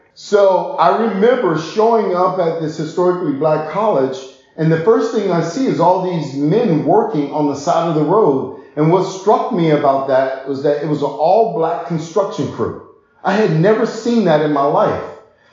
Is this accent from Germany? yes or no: yes; Germany; also born or lived in Netherlands; Yeah, I grew up in Germany and Holland most of my life.